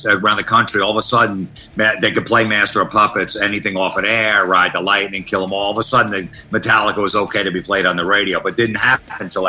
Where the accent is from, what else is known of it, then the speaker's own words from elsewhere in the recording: Old Bridge, New Jersey, United States; So I grew up in Old Bridge, New Jersey.